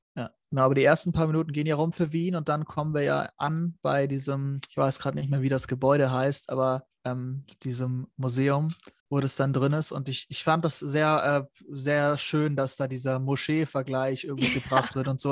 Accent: Germany; für uns als Deutsche mit deutscher Schulausbildung

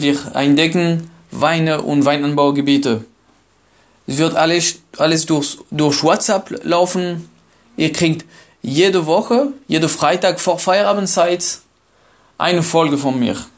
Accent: France; German is a second language; now in Germany; Ich bin in Frankreich geboren

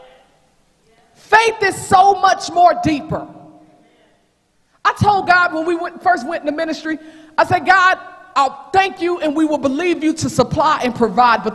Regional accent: Knoxville, Tennessee, United States; moved away as an adult; that's where I'm going to be in my hometown

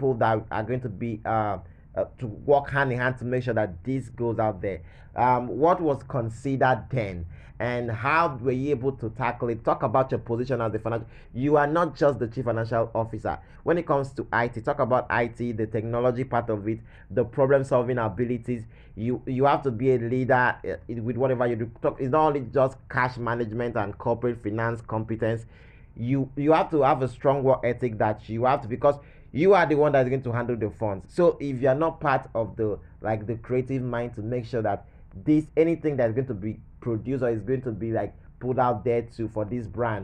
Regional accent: Nigeria; as a Nigerian, as a black person

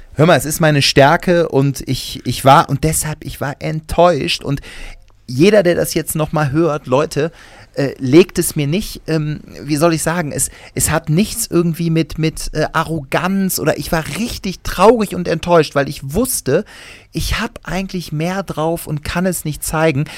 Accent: Cologne, North Rhine-Westphalia, Germany; bei uns in Köln heißt das Flönz

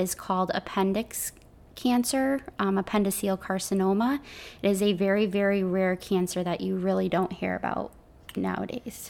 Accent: Connecticut, United States; I'm from Connecticut

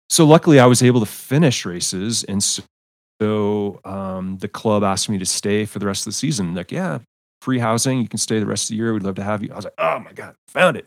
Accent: United States; also born or lived in Belgium; I'm an American

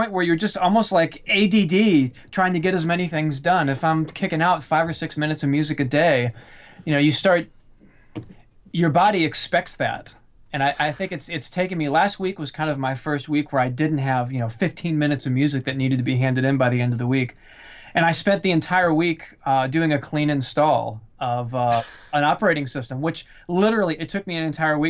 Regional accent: the South, United States; I lived in LA for a while, but I was born in the South.

